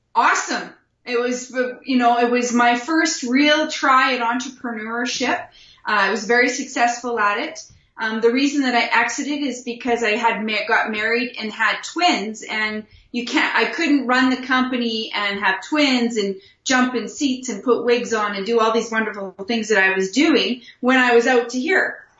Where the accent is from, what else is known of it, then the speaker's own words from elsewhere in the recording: Wilkie, Saskatchewan, Canada; I was born and raised in a small little town in Wilkie, Saskatchewan